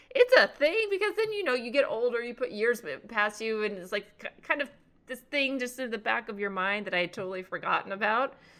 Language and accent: English; northern Texas, United States; born or raised there; moved away